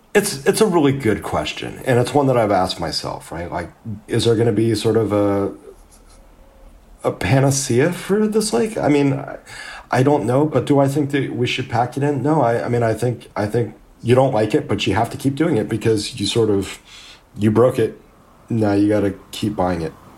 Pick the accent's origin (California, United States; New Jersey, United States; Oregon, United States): California, United States; Southern; I grew up in Southern California